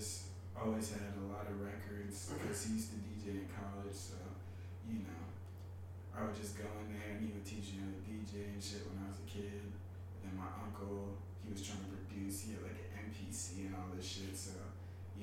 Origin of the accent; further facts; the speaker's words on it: Pasadena, California, United States; moved away as an adult; now in New York, United States; I'm from Pasadena, California. It's like a nice little suburb in LA. Grew up out there